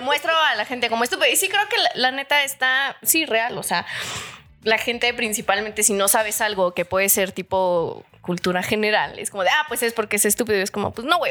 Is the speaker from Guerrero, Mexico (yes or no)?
yes; Chilpancingo, Guerrero, Mexico; born or raised there